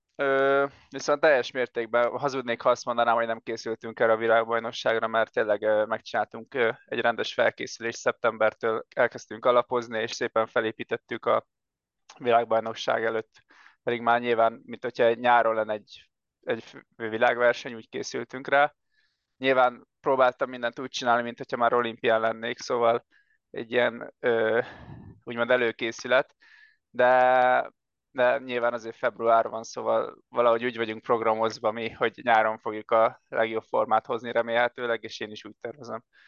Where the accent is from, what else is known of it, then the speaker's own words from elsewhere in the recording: Siófok, Somogy, Hungary; én Siófoki vagyok, és Siófokon nekünk van egy éttermünk